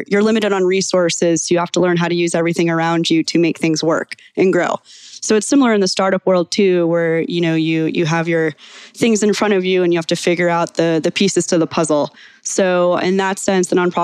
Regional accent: Charleston, South Carolina, United States; now in Atlanta, United States; I'm originally from Charleston, South Carolina. Been in Atlanta for a few years

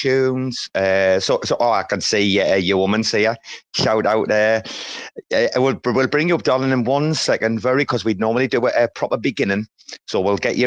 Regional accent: about 90 km from the Scottish border, England, United Kingdom; I'm actually an Englishman

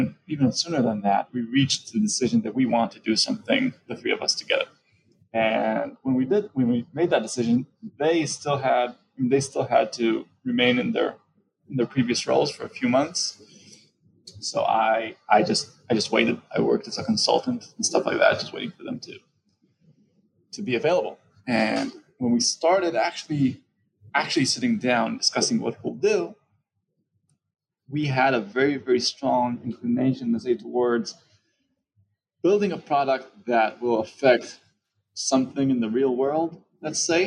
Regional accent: Tel Aviv, Tel Aviv District, Israel; I'm from Tel Aviv, Israel.

